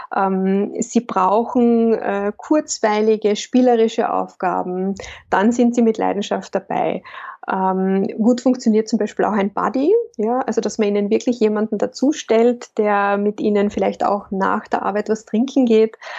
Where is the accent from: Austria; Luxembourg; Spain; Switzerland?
Austria; Lake Wörthersee, Carinthia; moved away as an adult; now in Vienna, Austria; wie man vielleicht hört, komme ich ursprünglich aus Kärnten ich bin am Wörthersee aufgewachsen